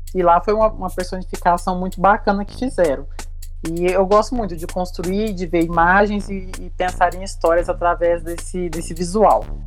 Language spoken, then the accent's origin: Portuguese; Uberlândia, Minas Gerais, Brazil; Sou de Uberlândia, Minas Gerais